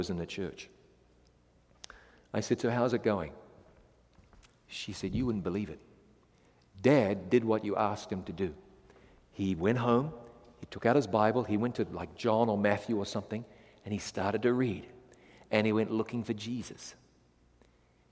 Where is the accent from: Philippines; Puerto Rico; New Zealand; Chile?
New Zealand; I come from New Zealand